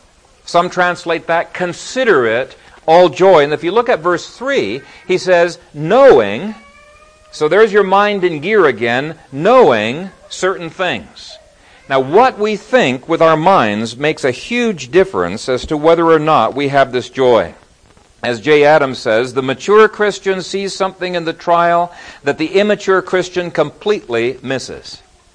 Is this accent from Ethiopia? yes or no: yes; Ethiopia; When I was growing up in Ethiopia, there was a mountain range behind our house, and my brothers and I made a trek up there.